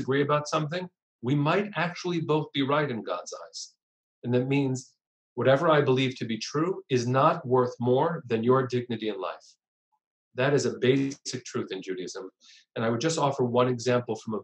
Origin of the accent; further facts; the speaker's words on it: United States; as American Jews